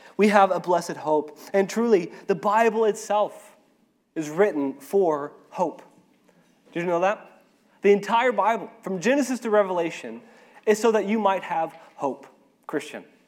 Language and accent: English; Arkansas, United States; moved away as an adult; now in Ecuador; I am from Arkansas, I'm an Arkansan, or I'm an American